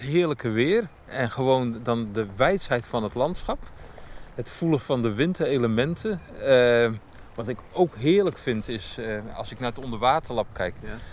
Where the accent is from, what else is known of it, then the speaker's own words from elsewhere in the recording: Netherlands; als Nederlander